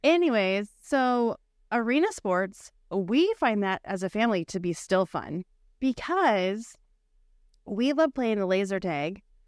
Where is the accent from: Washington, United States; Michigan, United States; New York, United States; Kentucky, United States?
Washington, United States; Bothell; I was born and raised in Bothell, Bothell Coog alum